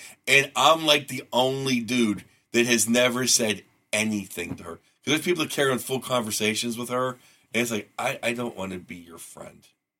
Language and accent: English; California, United States; I mean, I am from California. I mean, I'm from here